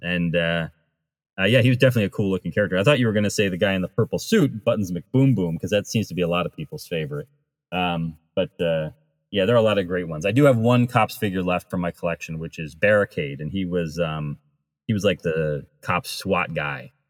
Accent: New England, United States; I grew up near Rhode Island

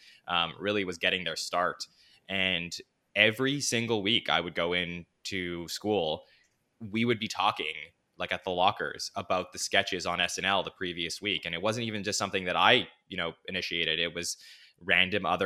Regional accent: Montreal, Quebec, Canada; growing up in Montreal in Canada

